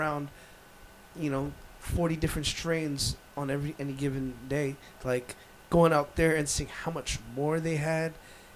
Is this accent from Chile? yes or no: no; Canada; I'm Canadian.